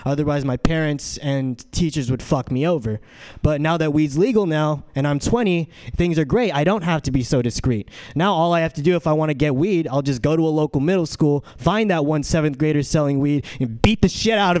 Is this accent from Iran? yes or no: no; San Diego, California, United States; now in San Francisco, United States; Just came off from my shift from Jiffy Lube. and I'm from San Diego. I just came to SF. For school, and I really like it up here.